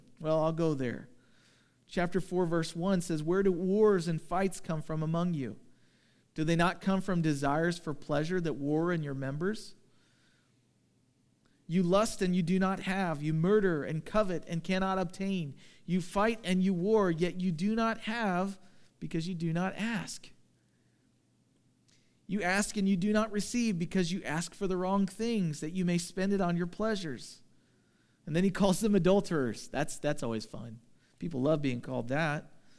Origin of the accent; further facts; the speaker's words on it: United States; we, especially as American Christians